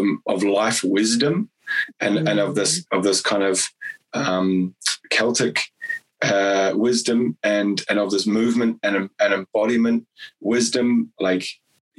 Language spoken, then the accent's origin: English; New Zealand; I'm a Kiwi